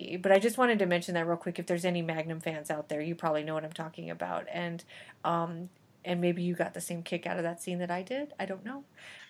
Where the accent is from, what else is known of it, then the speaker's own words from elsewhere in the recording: New Mexico, United States; I am from New Mexico. Can't you tell?